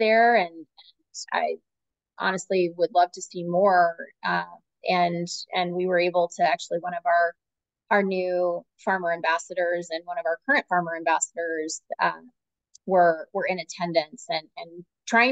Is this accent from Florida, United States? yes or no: yes; St. Petersburg, Florida, United States; moved away; I'm originally from St. Petersburg, Florida.